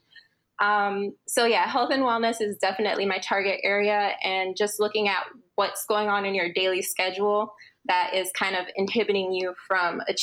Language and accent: English; Florida, United States; also born or lived in Los Angeles / Miami / Thailand; My family's from Florida, or I was raised in Florida, and majority of my family lives in Honduras